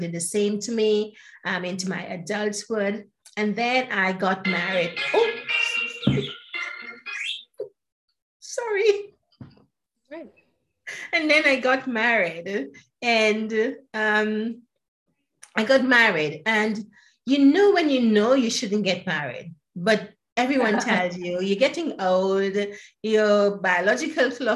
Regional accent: Grenada; also born or lived in Trinidad; now in United Kingdom; I was born in Grenada. It's known as the Spice Island.

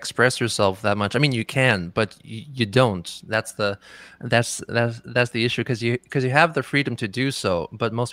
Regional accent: Dublin, Leinster, Ireland; moved away as an adult; also born or lived in Lithuania / Hokkaido, Japan; now in Tokyo, Japan; I was born in Lithuania, actually, and I spent most of my formative years in Dublin in Ireland

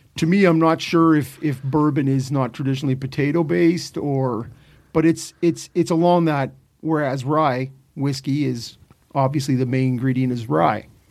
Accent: Ottawa, Ontario, Canada; Growing up in Ottawa

